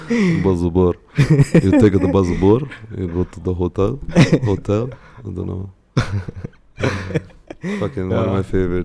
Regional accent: Jeddah, Makkah Province, Saudi Arabia; So in where I grew up in Jeddah, it's like not so bad. It's actually pretty decently priced.

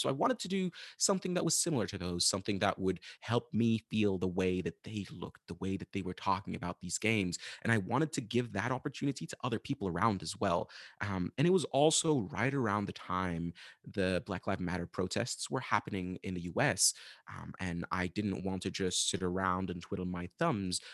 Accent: Sudan; moved away as an adult; also born or lived in United States; I am from Sudan, Northeast Africa, where I'm currently back again

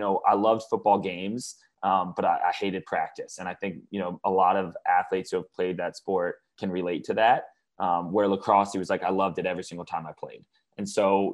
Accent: Atlanta, Georgia, United States; also born or lived in Baltimore, Maryland / New York City; I grew up in Atlanta, Georgia. I'm currently live down in Atlanta, Georgia

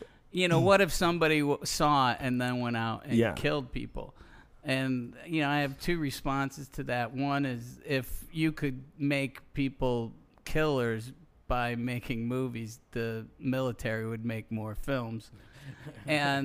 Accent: Central New York, United States; I'm from the cul-de-sac, motherfucker. I'm from Central New York

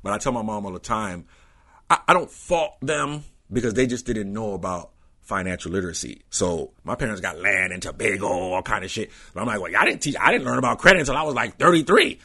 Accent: New York, United States; I grew up in Queens

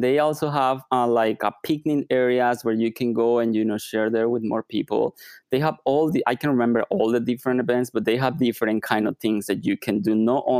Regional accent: Mexico; I'm originally from Mexico, so the weather is beautiful.

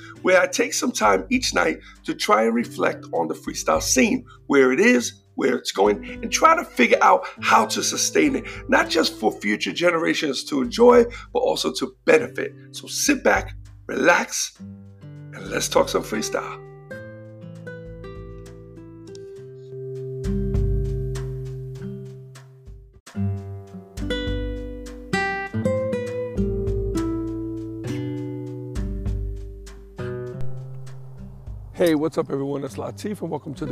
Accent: New York City, New York, United States; moved away; I grew up, born and raised in New York, between the Bronx, Queens

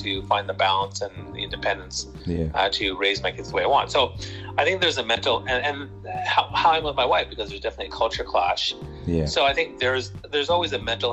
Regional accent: Toronto, Ontario, Canada; I'm from Toronto, Canada, home of the Championship Raptors. And, I love Canada and I've been here all my life

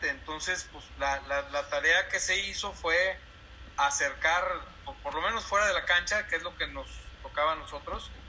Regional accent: Torreón, Coahuila, Mexico; moved away as an adult; also born or lived in Aguascalientes / Ciudad Juárez; yo estuve trabajando 20 años de donde soy yo, de Torreón en la Laguna

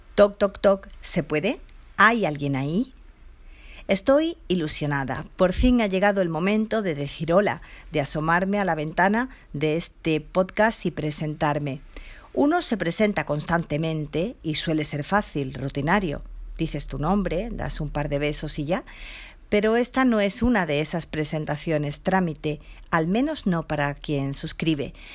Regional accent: Seville, Andalusia, Spain; Nací sin discapacidad en Sevilla, ciudad donde resido desde donde os hablo.

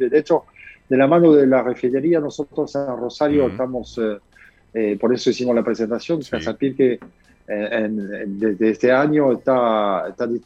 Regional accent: Bordeaux, Nouvelle-Aquitaine, France; Spanish is a second language; moved away as an adult; now in Argentina; yo vengo de Bordeaux, ¿sí? nací Bordeaux

